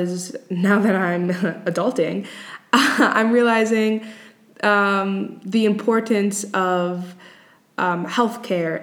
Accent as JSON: {"language": "English", "town": "Boston", "region": "Massachusetts", "country": "United States", "said": "I am from the U.S. I am from Boston"}